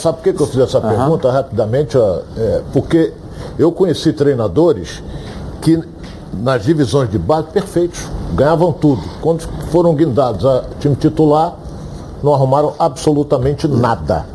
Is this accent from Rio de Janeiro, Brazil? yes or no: yes; Rio de Janeiro, Brazil; Eu fui criado no IAPI da Penha.